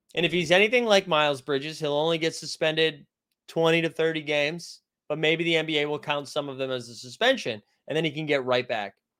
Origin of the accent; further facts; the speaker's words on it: Lakeville, Massachusetts, United States; Lakeville, Massachusetts, my hometown